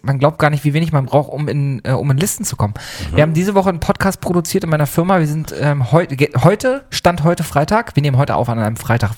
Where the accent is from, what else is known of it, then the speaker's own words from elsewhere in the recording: eastern Germany, Germany; now in Hamburg, Germany; Wir kommen vom Land beide, wir kommen beide aus dem, aus dem Osten Deutschlands